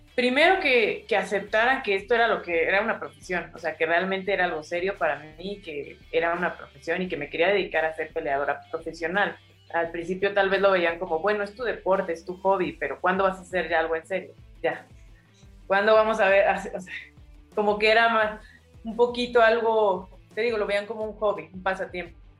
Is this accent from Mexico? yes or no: yes; San Pedro Cholula, Puebla, Mexico; moved away as an adult; also born or lived in Mexico City / Tijuana / Guadalajara; creció en un, digamos, en un lugar de provincia, o sea, nosotros vivimos en San Pedro, Cholula